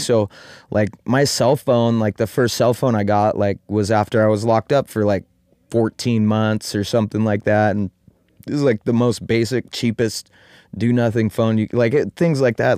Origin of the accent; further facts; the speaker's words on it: Eugene, Oregon, United States; now in Applegate Valley, United States; I was born and raised in Eugene